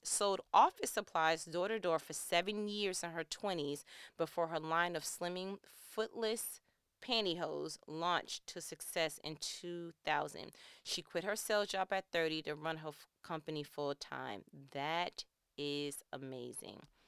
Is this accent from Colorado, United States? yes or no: no; New York, United States; I'm from New York